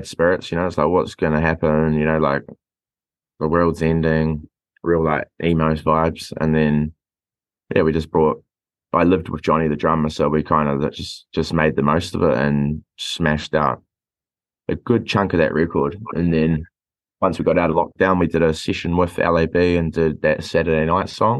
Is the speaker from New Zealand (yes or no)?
yes; Dunedin, Otago, New Zealand; We're from Dunedin